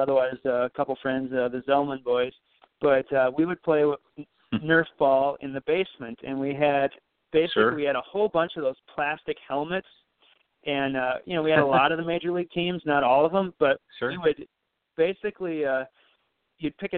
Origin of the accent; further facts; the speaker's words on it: Belle Plaine, Minnesota, United States; moved away as an adult; now in Jordan, United States; I'm from Belle Plaine. Belle Plaine is where my heart is and will always be. But I've lived in Jordan for 14 years